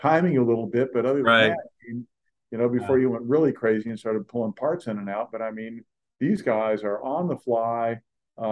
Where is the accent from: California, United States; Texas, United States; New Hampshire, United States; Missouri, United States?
California, United States; I grew up in California